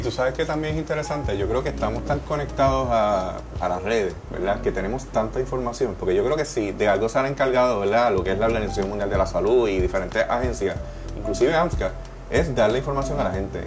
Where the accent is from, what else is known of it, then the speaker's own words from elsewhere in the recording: Puerto Rico; nosotros como puertorriqueños